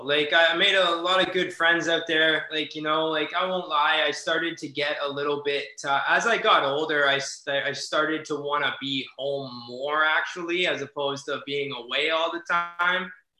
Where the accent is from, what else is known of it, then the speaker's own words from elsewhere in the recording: Canada; they knew I was from Canada, just a young white belt kid.